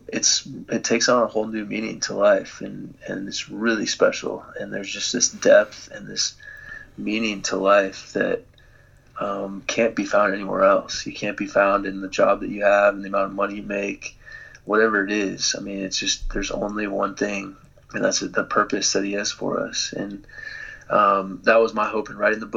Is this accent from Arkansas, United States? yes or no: no; Dallas, Texas, United States; moved away; I grew up in Dallas, Texas, kind of the Bible Belt